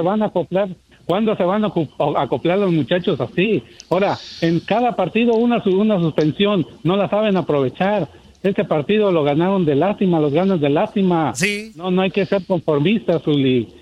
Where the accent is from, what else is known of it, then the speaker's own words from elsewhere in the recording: Jalisco, Mexico; soy de Jalisco